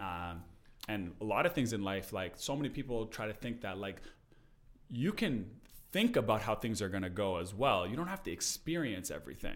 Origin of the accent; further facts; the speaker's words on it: Canada; we're from Canada